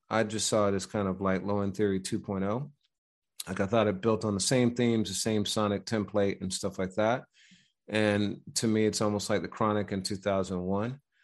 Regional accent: Midwest, United States; I'm from the Midwest

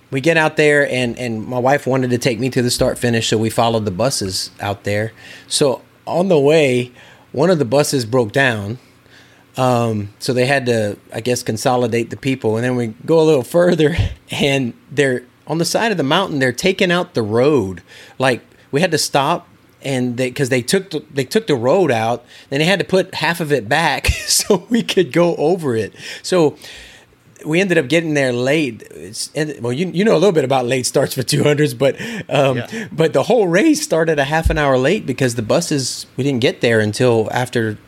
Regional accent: South Louisiana, United States; now in Oklahoma, United States; I'm from South Louisiana. I live in Oklahoma

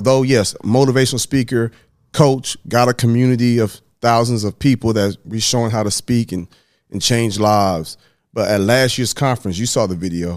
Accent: Dallas, Texas, United States; also born or lived in Huntsville; I was born in Dallas, Texas

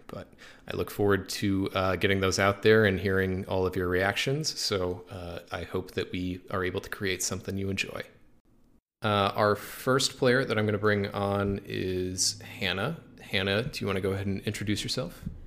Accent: Springfield, Missouri, United States; we're all originally from Springfield, Missouri

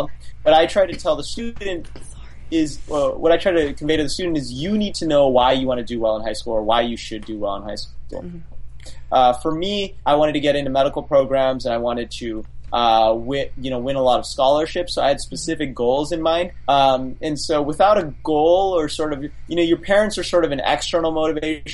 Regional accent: Las Vegas, Nevada, United States; I grew up in Las Vegas, so Clark County School District is the name of the school district

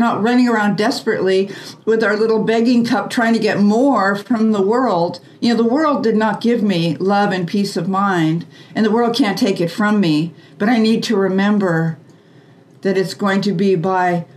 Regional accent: United States; we were raised in the American way

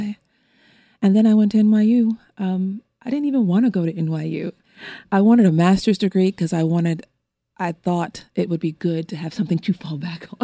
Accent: Los Angeles, California, United States; I was born and raised in an area of Los Angeles in Windsor Hills, View Park, Baldwin Hills, Ladera Heights area

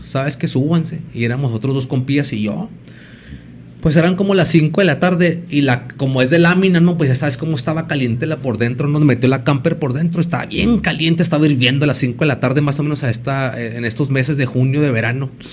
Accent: Ciudad Juárez, Chihuahua, Mexico; Yo vivo en Angilotepec, pero antes yo crecí ahí en la Revolución Mexicana

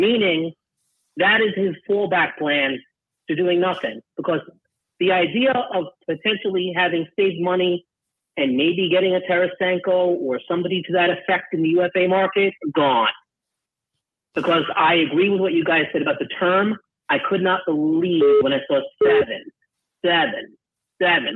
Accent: Long Island, New York, United States; now in West Palm Beach, United States; I'm actually living right now in Florida in West Palm Beach area, but I am from Long Island

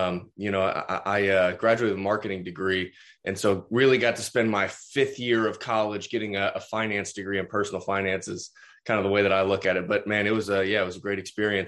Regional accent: Tulsa, Oklahoma, United States; also born or lived in upstate New York; I'm from Tulsa, Oklahoma

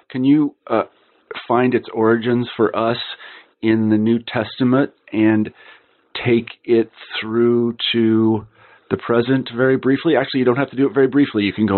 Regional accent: Midwest, United States; I'm from the American Midwest, and I was raised a Lutheran

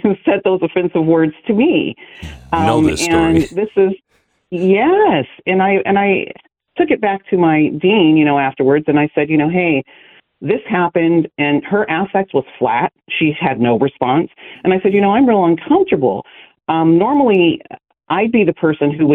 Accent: Lodi, California, United States; born or raised there

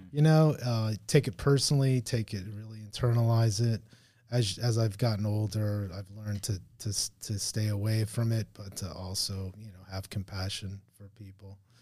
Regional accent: Hialeah, Florida, United States; also born or lived in Miami Springs / Richmond Heights / Palmetto Bay; I was born in Miami, born in Hialeah.

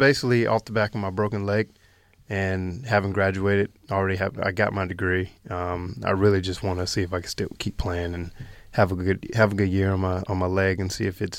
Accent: Winston-Salem, North Carolina, United States; Yeah, I'm from Winston-Salem, North Carolina, which is only about 45 minutes from Charlotte.

